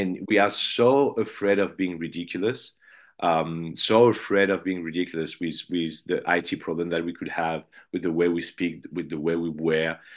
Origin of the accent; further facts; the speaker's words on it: Paris, Île-de-France, France; I'm from Paris